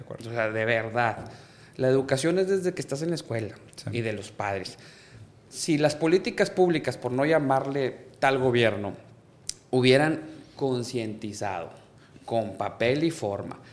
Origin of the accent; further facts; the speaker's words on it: Monterrey, Nuevo León, Mexico; soy de Monterrey, Nuevo León. Aquí vivo, aquí tengo mi familia, aquí me formé